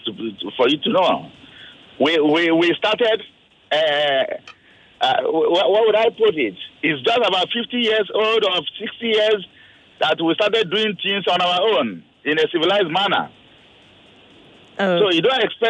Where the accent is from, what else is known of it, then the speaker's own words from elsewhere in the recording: Nigeria; also born or lived in Ikeja; We live as Nigerians.